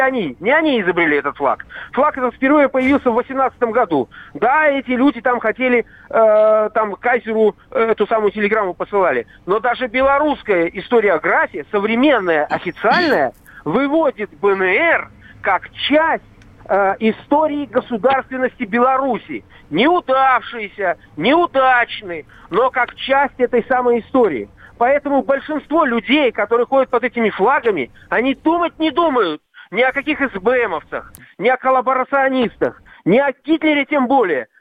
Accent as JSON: {"language": "Russian", "region": "Saint Petersburg", "country": "Russia", "tie": "born or raised there", "moved": "yes", "lives_now": "Belarus", "said": "Я уроженец Ленинграда"}